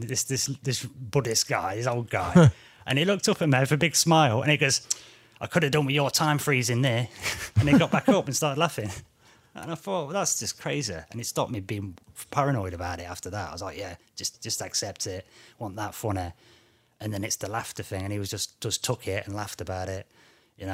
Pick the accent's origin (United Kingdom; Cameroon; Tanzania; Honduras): United Kingdom; I'm British